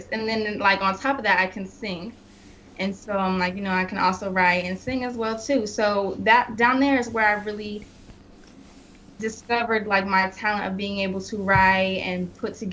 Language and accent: English; Wichita, Kansas, United States; also born or lived in Salina; I was born in Salina, Kansas, and then my dad's job moved us to Wichita, Kansas.